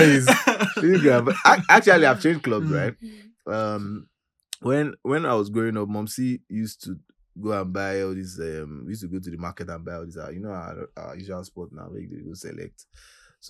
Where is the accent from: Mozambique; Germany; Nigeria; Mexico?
Nigeria; Ilesha, Osun; now in United Kingdom; I'm from Ilesha West.